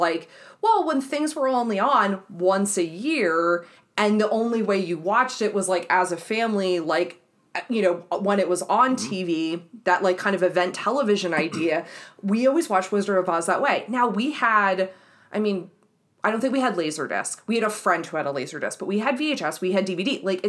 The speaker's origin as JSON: {"language": "English", "region": "New Jersey", "country": "United States", "also_born_or_lived": "Texas", "said": "So Jersey via Texas to here."}